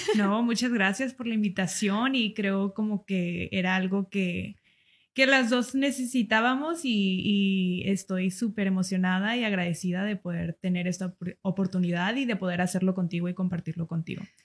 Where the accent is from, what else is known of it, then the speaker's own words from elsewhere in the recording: United States; moved away; yo soy de Estados Unidos.